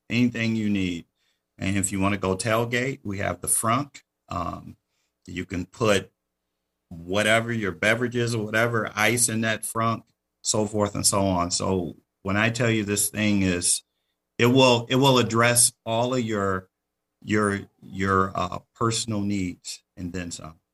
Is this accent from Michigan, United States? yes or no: yes; Detroit, Michigan, United States; The reason I say that I grew up in Detroit